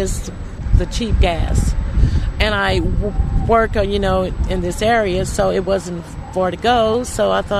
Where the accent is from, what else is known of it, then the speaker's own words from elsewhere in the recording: Kansas City, Kansas, United States; I'm from Kansas City, Kansas.